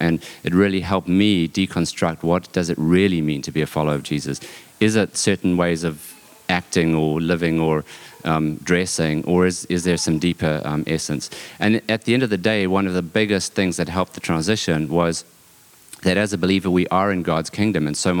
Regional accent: South Africa; also born or lived in New Zealand / Canada; now in Texas, United States; I grew up in South Africa. We've lived in New Zealand, Canada, and now Texas, y'all. So I'm a South Zealand, Canadian Texan

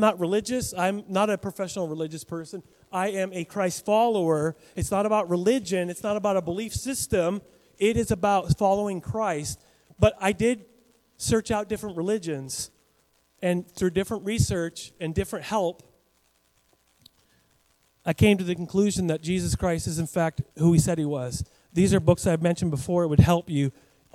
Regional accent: Western Washington State, United States; moved away as an adult; now in Kamiah, Idaho, United States; I was in Western Washington State

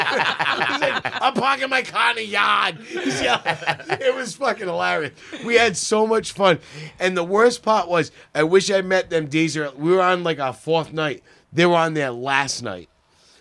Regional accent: Rhode Island, United States; I live about an hour and a half, 2 hours from Boston. I'm from Rhode Island

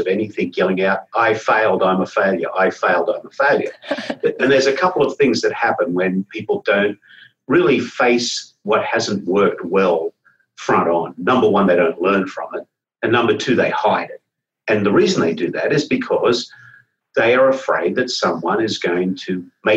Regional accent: Australia; moved away; Australia, my home country

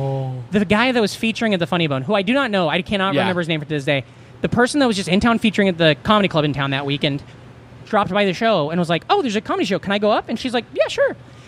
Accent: outside Omaha, Nebraska, United States; moved away as an adult; also born or lived in Des Moines, Iowa / New York; I grew up right outside of Omaha.

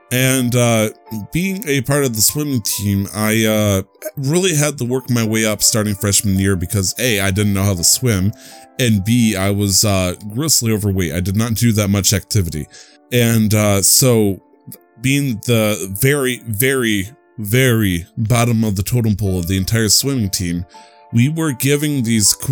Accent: United States; I'm still American

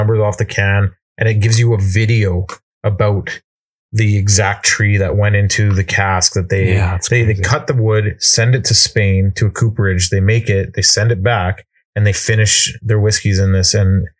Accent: Canada; even being Canadian

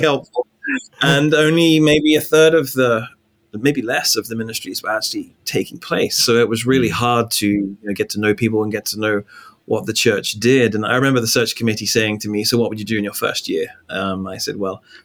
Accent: England, United Kingdom; moved away as an adult; also born or lived in Northern Ireland / Louisville, Kentucky; now in New York, United States; I'm from England. So I was born in England

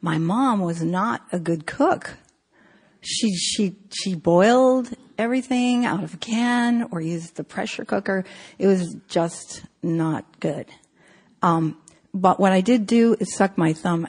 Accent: San Francisco, California, United States; I grew up in San Francisco

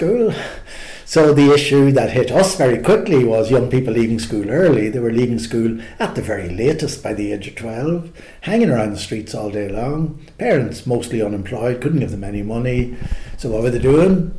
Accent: Newry, Northern Ireland, United Kingdom; I grew up in Newry, County Down

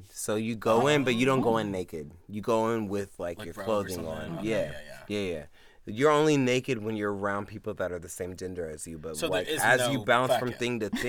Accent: the South, United States; I'm from the south

